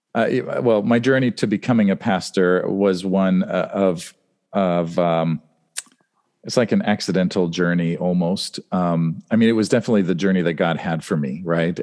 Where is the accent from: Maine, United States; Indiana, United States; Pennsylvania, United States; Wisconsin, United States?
Pennsylvania, United States; Western Pennsylvania near Pittsburgh, United States; moved away as an adult; also born or lived in Los Angeles, California / Germany; we moved to Western Pennsylvania near Pittsburgh, and, um, then I lived there from sixth grade through college